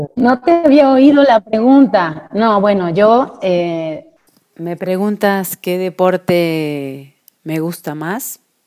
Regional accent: Cañada de Gómez, Santa Fe, Argentina; moved away as an adult; now in Mexico; de mi pueblo natal, de Cañada de Gómez, con el que, un equipo con el que me crié

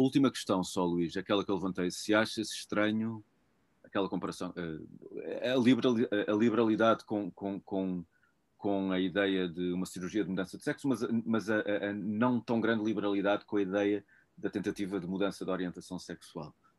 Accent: Portugal; eu também, enquanto português, eu sou português

